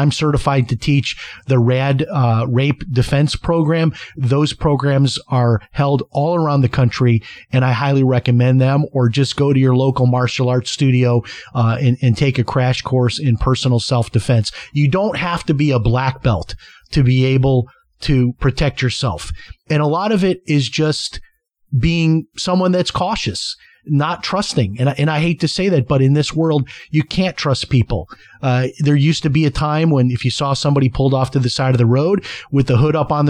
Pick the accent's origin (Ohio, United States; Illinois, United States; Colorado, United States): Illinois, United States; Chicago; I mean, I remember growing up in Chicago, we left the house unlocked.